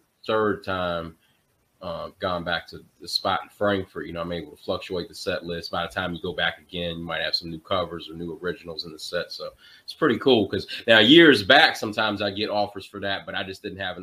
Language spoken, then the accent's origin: English; Maryland, United States; moved away as an adult; now in Winchester, United States; I'm in Winchester, but I'm from Maryland. I've been out here in Winchester about, I guess, 10 years now.